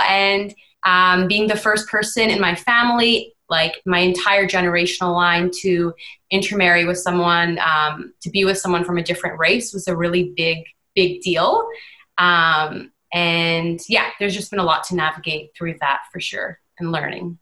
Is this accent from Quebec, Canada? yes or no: no; Vancouver, British Columbia, Canada; moved away as an adult; now in Ontario, Canada; I was born and raised in Vancouver